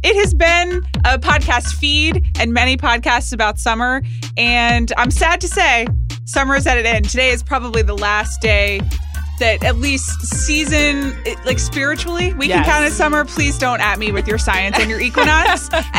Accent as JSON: {"language": "English", "town": "Atlanta", "region": "Georgia", "country": "United States", "said": "I'm from Atlanta, Georgia."}